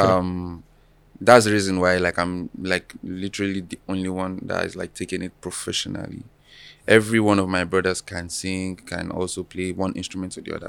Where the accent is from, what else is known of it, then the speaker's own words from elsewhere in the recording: Alagbado, Lagos, later Osun State, Nigeria; now in Lagos, Nigeria; I was born and raised in Alagbado, Lagos